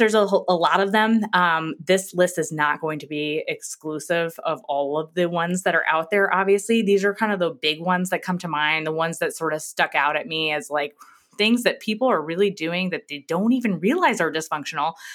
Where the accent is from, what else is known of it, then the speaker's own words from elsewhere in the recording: New York, United States; moved away as an adult; now in Texas, United States; I'm from New York